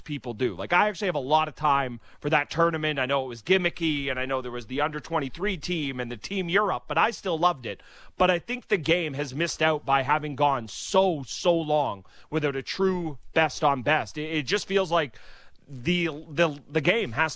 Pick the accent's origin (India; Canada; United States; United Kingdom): Canada; As a Canadian Patriot